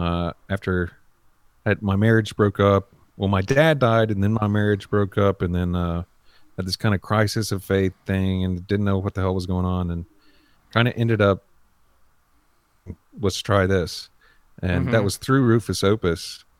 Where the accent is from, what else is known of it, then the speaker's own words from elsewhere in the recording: North Carolina, United States; also born or lived in Nashville (possibly ASR for Asheville); I'm from North Carolina.